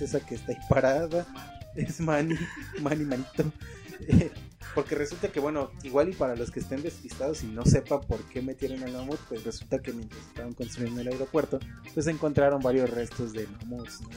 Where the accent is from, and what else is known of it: Mexico